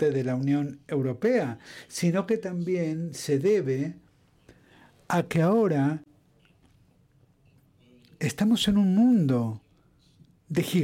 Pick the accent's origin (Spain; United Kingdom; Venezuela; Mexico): United Kingdom; Spanish is a second language; Bueno, yo sigo siendo un europeo apasionado, un europeo británico, y existen, ¿eh? existimos, existimos los europeos o los europeístas británicos y además estamos intentando regresar.